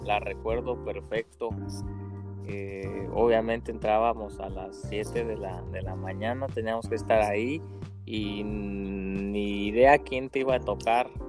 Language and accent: Spanish; Uruapan, Michoacán, Mexico; soy igual de Uruapa, Michoacán, eh, tierra verde de esperanza y guacamole